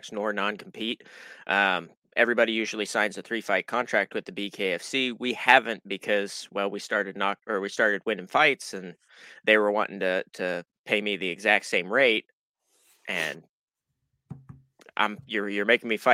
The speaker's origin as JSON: {"language": "English", "town": "Manhattan", "region": "Kansas", "country": "United States", "said": "I'm from Manhattan"}